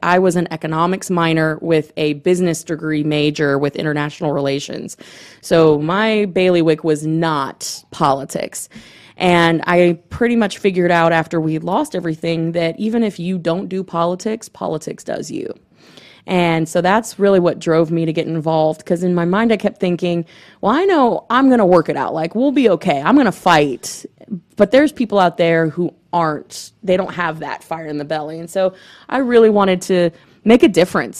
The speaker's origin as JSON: {"language": "English", "town": "Gainesville", "region": "Florida", "country": "United States", "said": "I'm from Gainesville"}